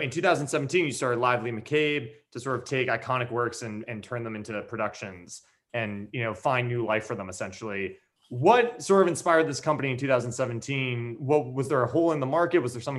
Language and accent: English; New York, United States; I grew up in New York seeing musical theater.